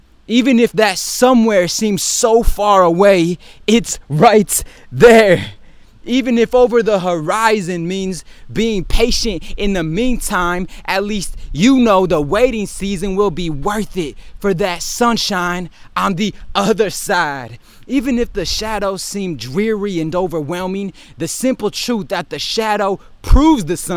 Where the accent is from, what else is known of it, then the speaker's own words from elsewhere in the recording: Detroit, Michigan, United States; my hometown teams